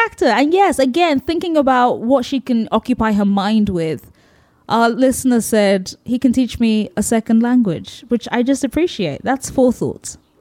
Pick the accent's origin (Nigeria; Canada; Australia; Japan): Nigeria; as a Nigerian